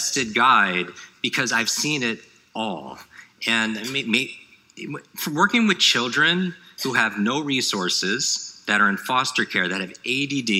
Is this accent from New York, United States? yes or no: yes; New York, United States; I grew up in the Northeast, in New York